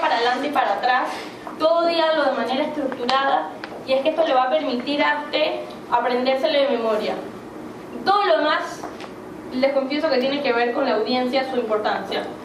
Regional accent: Panama; yo una persona que crecí en Panamá

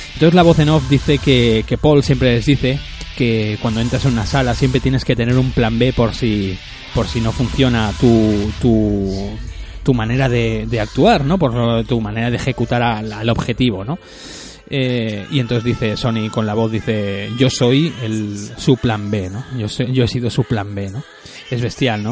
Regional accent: Spain; de mi pueblo eh, natal, ¿no? En Sarañola

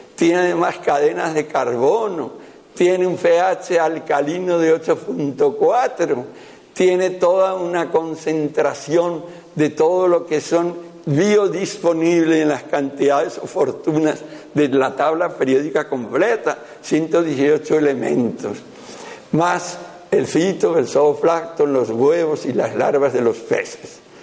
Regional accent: right bank of the Ebro, Aragon, Spain; yo soy aragonés, yo soy de la ribera derecha del Ebro

